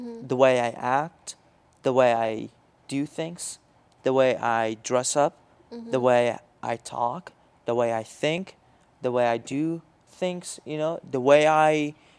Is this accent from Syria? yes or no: yes; Syria; accent: Jordanian Arabic; When I talk okay. in Arabic, mm-hmm. people don't think I'm from Syria because I don't have the accent